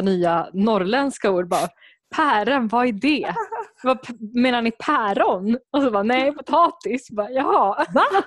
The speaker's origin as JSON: {"language": "Swedish", "country": "Sweden", "tie": "born or raised there", "first_language": "Spanish", "said": "jag har vuxit upp i Sverige så kanske jag kanske, kanske är lite mer kulturellt svensk"}